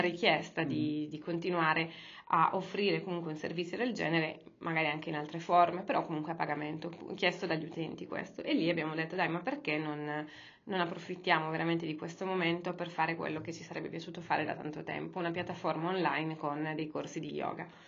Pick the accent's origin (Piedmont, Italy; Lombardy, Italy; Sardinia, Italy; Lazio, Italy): Sardinia, Italy; Cagliari; moved away as an adult; now in Milan, Italy; io, quando sono arrivata qua a Milano, io sono di Cagliari